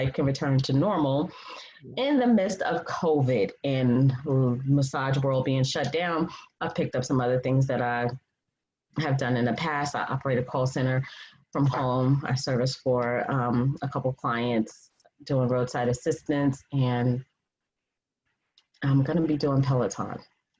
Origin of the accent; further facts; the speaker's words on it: Freeport, New York, United States; moved away as an adult; now in Atlanta, United States; I'm originally from New York, Long Island, Strong Island, Freeport, 11520